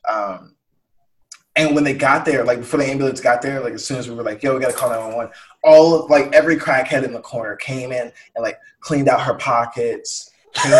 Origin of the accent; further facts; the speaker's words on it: Atlanta, Georgia, United States; like I'm from Atlanta, and uh, yeah, like Atlanta is like the most progressive, like woke, black ass place in like Georgia